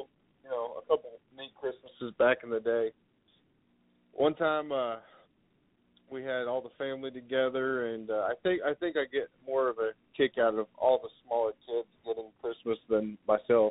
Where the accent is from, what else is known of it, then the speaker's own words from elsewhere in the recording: Missouri, United States; now in Texas, United States; I'm from Missouri, moved to Texas